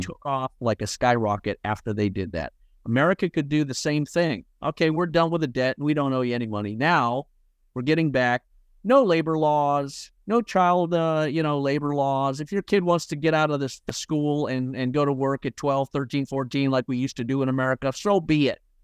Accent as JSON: {"language": "English", "region": "Scotland", "country": "United Kingdom", "tie": "born or raised there", "said": "When I was born in Scotland with Scottish family"}